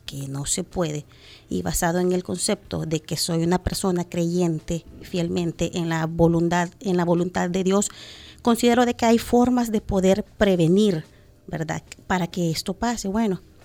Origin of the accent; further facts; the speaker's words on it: El Salvador; como eh, salvadoreños